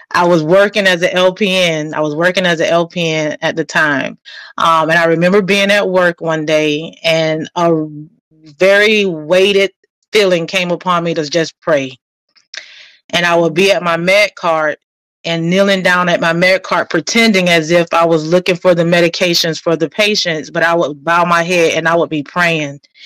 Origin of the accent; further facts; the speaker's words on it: Fort Lauderdale, Florida, United States; also born or lived in New Jersey; born and raised in Fort Lauderdale